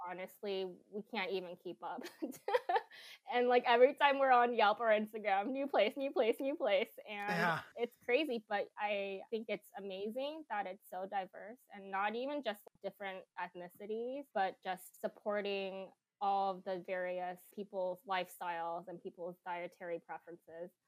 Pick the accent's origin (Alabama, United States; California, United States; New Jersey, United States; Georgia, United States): California, United States; San Jose; now in Seattle, United States; I'm from the Bay Area, mm-hmm. San Jose to be more specific.